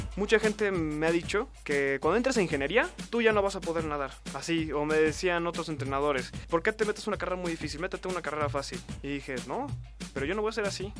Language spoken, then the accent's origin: Spanish; Mexico City, Mexico; Yo nací aquí en la Ciudad de México, nací un 10 de mayo del 94